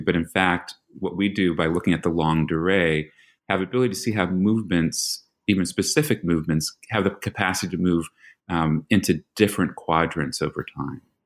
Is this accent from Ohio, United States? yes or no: no; New York, United States; moved away; I'm from New York, so that's you know you have a Philly boy and a New York boy.